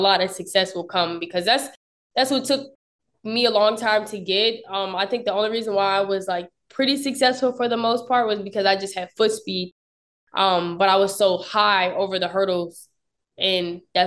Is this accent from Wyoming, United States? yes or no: no; Upper Marlboro, Maryland, United States; moved away as an adult; also born or lived in Potomac, Maryland / Lexington, Kentucky; I'm actually from PG County, Upper Marlboro, Maryland